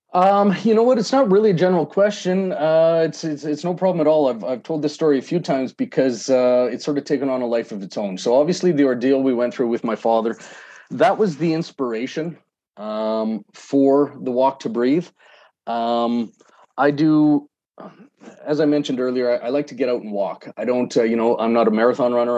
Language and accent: English; Calgary, Alberta, Canada; now in Edmonton, Canada; Calgary, my hometown